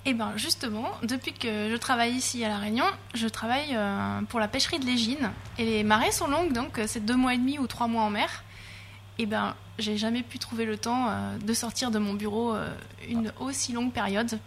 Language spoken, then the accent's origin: French; Lorraine, Grand Est, France; moved away as an adult; also born or lived in Rennes; Moi, je viens de Lorraine